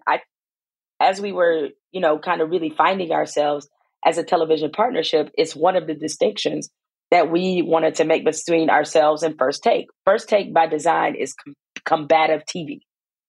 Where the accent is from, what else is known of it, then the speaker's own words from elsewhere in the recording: Detroit, Michigan, United States; I'm from Detroit.